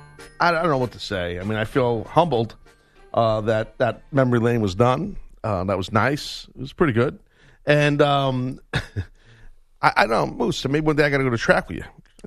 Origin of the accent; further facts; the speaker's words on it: United States; I'm a proud American.